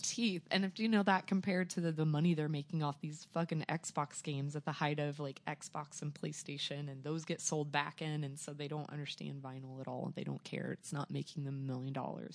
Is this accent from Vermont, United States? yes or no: no; Joplin, Missouri, United States; born or raised there; also born or lived in Arkansas